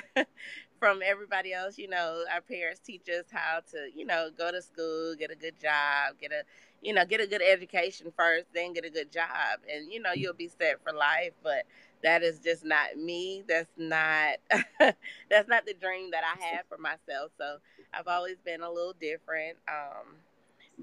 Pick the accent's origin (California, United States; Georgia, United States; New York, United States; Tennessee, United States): Georgia, United States; Columbus; I was born and raised here in Columbus, Georgia